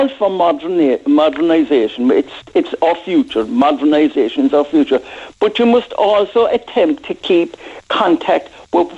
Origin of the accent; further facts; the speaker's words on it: Cork, Munster, Ireland; I started my life in Blackpool, in Grayton O'Brien Street. I was born in Grayton O'Brien Street